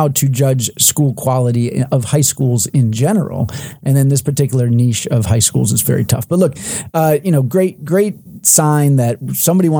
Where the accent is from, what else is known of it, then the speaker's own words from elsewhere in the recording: Maryland, United States; my home state of Maryland